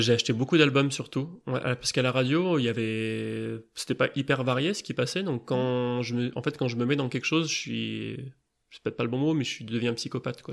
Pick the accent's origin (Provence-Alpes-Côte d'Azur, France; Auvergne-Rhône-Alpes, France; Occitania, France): Auvergne-Rhône-Alpes, France; Grenoble; j'habite à Grenoble, j'ai grandi à Grenoble, j'ai fait mes études à Grenoble